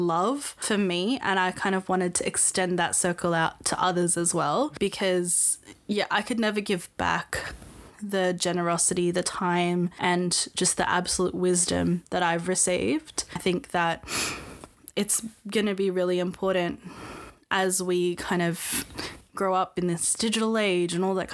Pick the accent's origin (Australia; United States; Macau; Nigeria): Australia; we're two young Australians discussing the nuances of growing up in the Filipino diaspora